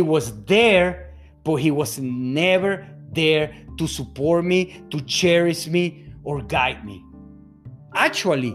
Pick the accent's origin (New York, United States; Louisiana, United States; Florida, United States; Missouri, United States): Florida, United States; Fort Lauderdale; also born or lived in Venezuela; I'm born in Venezuela, South America, to a Hungarian dad, to a Spaniard mom. I grew up in Fort Lauderdale, Florida.